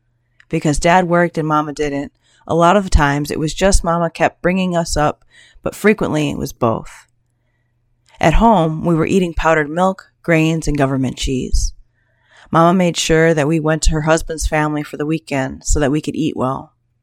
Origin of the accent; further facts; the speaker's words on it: Oregon, United States; also born or lived in California / Idaho / Wyoming; Because I grew up in Oregon, I count this as my home. I've lived elsewhere, in California, Idaho, and Wyoming, but this is home.